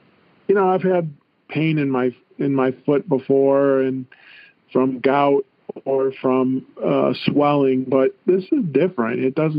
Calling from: St. George, Utah, United States; Oh, I'm in St. George, Utah. Bottom of the state.

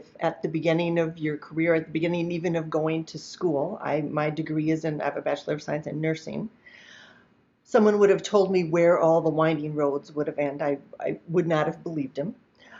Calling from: Naples, Florida, United States; Today, in this moment, I happen to be in Naples, Florida, but I live in Minnesota most of the time

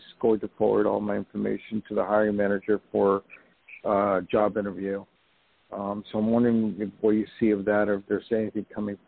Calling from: New York, United States; also born or lived in Los Angeles; I'm calling from I was going to say Los Angeles, where I used to live. No, I'm calling from New York.

